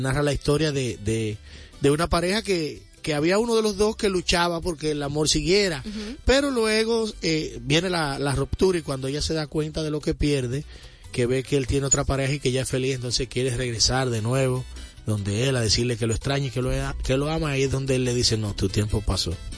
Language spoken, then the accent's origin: Spanish; Santo Domingo Este, Distrito Nacional, Dominican Republic; yo vengo de un barrio donde se consume mucha salsa. Yo soy los mineros